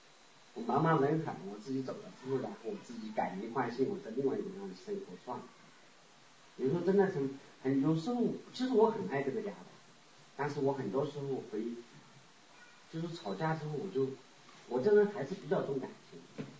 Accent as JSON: {"language": "Chinese", "region": "Sichuan", "country": "China", "tie": "born or raised there", "also_born_or_lived": "Japan / Canada", "moved": "as an adult", "said": "我老家四川的。"}